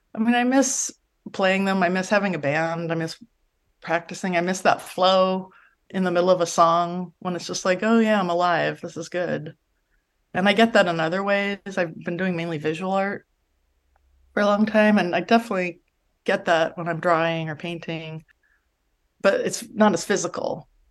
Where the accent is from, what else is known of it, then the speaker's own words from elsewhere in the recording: Los Angeles, California, United States; I grew up in San Pedro, California in the seventies and eighties